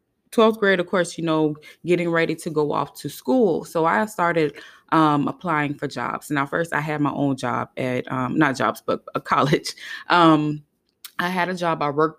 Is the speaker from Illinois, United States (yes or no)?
no; Hollywood, Florida, United States; you know, I lived in South Florida. I grew up in Hollywood, Florida.